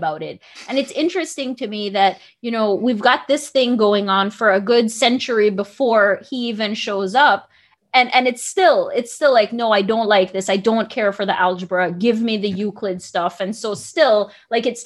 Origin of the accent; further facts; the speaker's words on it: Belize; now in United States; I grew up in Belize